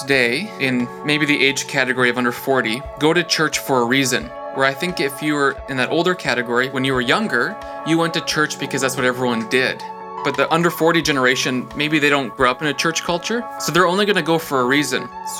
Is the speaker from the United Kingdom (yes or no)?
no; British Columbia, Canada; also born or lived in Alberta; now in Ontario, Canada; Okay, so at the highest level, I'm Canadian. I was born in British Columbia, so I'm born in the same province that you're in.